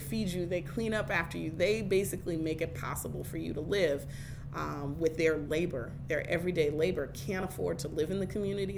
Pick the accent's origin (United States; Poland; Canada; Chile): United States; Oakland, California; moved away as an adult; also born or lived in Washington, D.C.; now in Baltimore, United States; the neighborhood and the community that I grew up in in Oakland